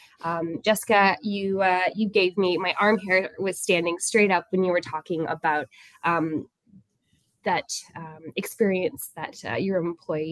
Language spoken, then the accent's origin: English; Toronto, Ontario, Canada; moved away as an adult; now in Niagara, Canada; I'm from Toronto, and while I live in Niagara now in a normal sized house